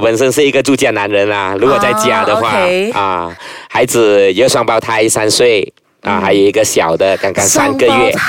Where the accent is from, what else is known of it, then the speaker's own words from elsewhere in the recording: Guangdong, China; 我都是会煮，会煮一些米粉吃啊，啊，还是会煮一些啊家常便饭啊，蒸猪肉啊等等，我们广东人喜欢吃的，煲一煲汤啊。